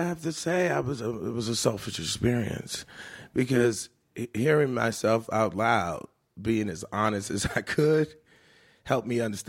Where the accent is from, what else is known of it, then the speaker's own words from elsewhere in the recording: Richmond, Virginia, United States; every year I do that in my hometown of Richmond, Virginia.